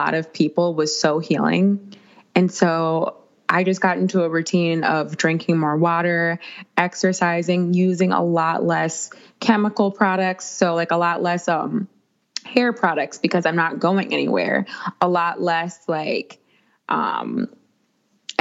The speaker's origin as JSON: {"language": "English", "region": "Minnesota", "country": "United States", "tie": "born or raised there", "said": "I'm from Minnesota"}